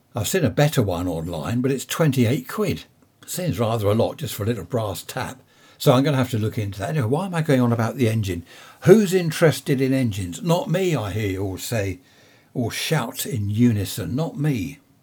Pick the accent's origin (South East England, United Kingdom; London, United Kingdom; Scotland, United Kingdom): London, United Kingdom; Carshalton; I was born in Saint Helier Hospital, if anyone knows it. Carl Shorten, up in Surrey there